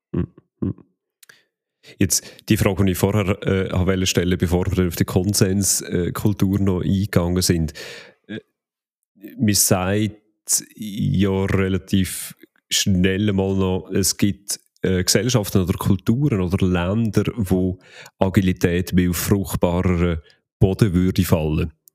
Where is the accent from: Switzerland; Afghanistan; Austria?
Switzerland; als Schweizer